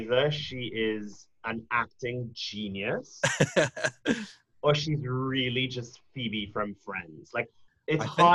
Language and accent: English; Trinidad & Tobago; moved away; I didn't grow up in Canada. I'm from Trinidad, in case you missed the accent.